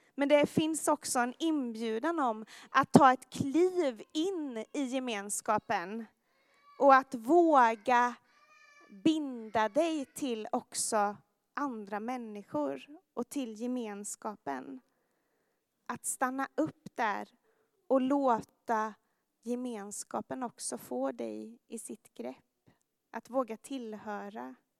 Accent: Jönköping, Jönköping County, Sweden; moved away; i min gymnasieklass i eh, Jönköping, där jag kommer ifrån

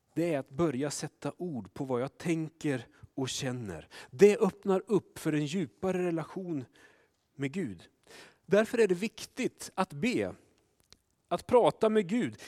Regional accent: Sweden; vi svenskar

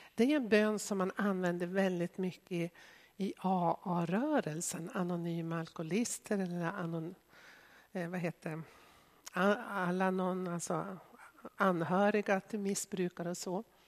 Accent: Sweden; som etniska svenskar som har vuxit upp i Sverige

